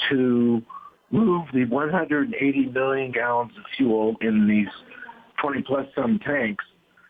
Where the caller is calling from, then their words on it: Honolulu, Hawaii, United States; I'm calling from Honolulu.